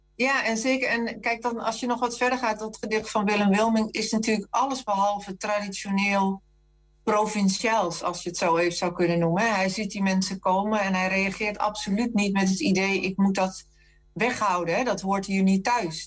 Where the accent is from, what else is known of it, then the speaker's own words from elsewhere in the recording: Zeeland, Netherlands; Voor mij als Zeeuw